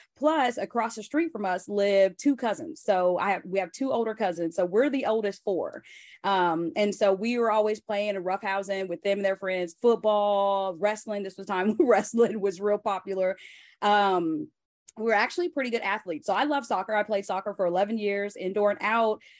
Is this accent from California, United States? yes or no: no; Joplin, Missouri, United States; moved away; we grew up in Joplin, small town, like fifty thousand people